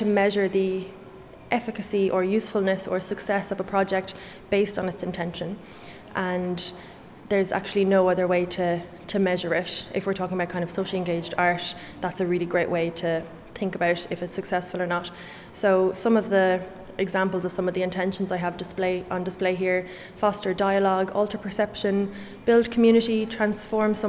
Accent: Kilkenny, Leinster, Ireland; I'm an artist from Kilkenny

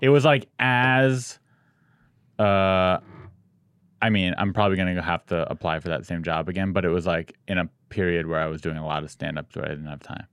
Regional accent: San Diego, California, United States; also born or lived in Long Beach / Santa Cruz; I grew up in San Diego

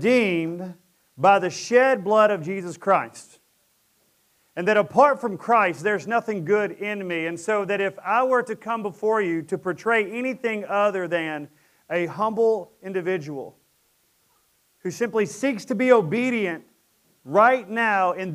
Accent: Presidential Estates, Fairbanks, Sterlington, Louisiana, United States; we moved from Presidential Estates over to Fairbanks, and we lived down a dirt road in a trailer

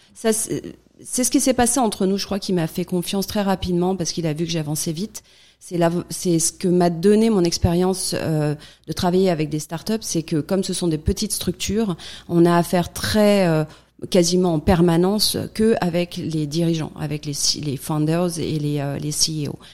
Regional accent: France; now in United States; en tant que Française vivant en France

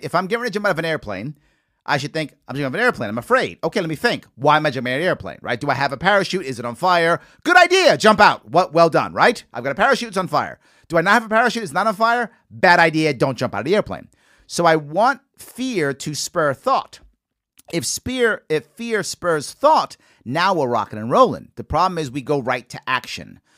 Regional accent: New York City, New York, United States; I'm a Yankee fan, born and raised in the Bronx

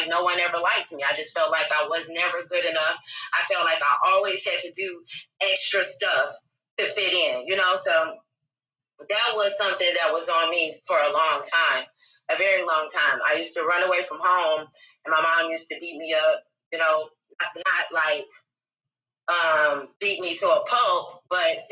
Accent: Chicago, Illinois, United States; I was born in Chicago, Illinois. And I grew up in the Wild Hunnids.

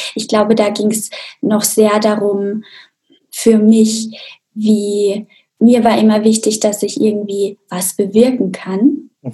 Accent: Austria; Also ich komme ja auch aus Österreich, aus einem kleinen Dorf in den Bergen

